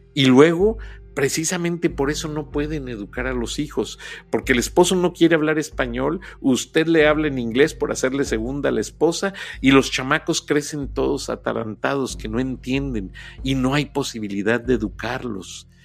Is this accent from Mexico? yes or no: yes; Mexico; como muchos mexicanos. Somos mestizos